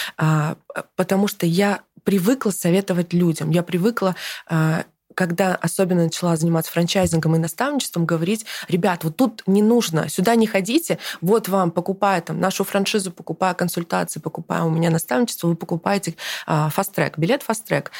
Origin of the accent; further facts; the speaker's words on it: Kazakhstan; now in Russia; я родилась в Казахстане